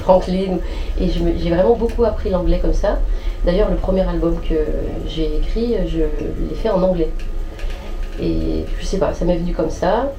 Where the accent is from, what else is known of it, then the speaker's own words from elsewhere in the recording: France; je suis née en France, j'ai grandi ici